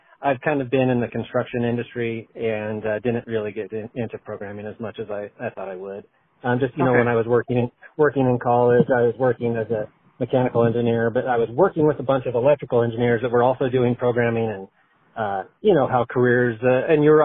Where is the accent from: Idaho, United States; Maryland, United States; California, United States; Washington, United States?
Idaho, United States; also born or lived in Chicago, Illinois; now in Colorado, United States; I'm from Idaho, and I have lived in Chicago for about 10 years and now Colorado for about 10 years.